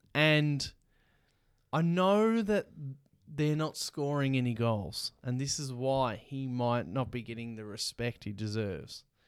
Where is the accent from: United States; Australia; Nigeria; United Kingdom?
Australia; Melbourne, Victoria; we're from Melbourne